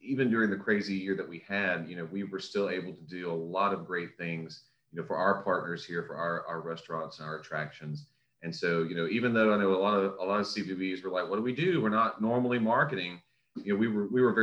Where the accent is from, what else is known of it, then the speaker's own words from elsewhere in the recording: Florida, United States; moved away as an adult; now in Lafourche Parish, United States; packed up my bags from Florida, where I'm originally from the Sunshine State